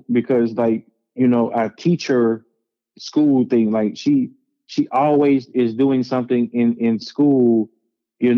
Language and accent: English; Hazlehurst, Mississippi, United States; I grew up, if you ever look up Hazel, Mississippi on a map, there is one place, it's a city called Hazelhurst. I grew up in Cedar Bend Apartments.